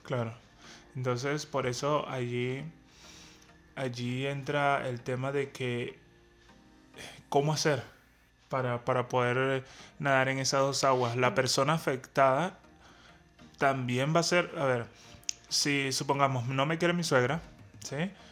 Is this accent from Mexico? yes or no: no; Venezuela; somos venezolanos